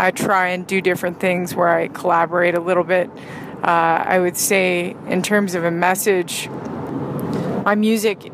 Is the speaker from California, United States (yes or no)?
yes; San Francisco Bay Area, California, United States; also born or lived in Hawaii; now in Los Angeles, United States; I grew up in the Bay Area, in the San Francisco Bay Area, and in Hawaii. Kind of lived between those places growing up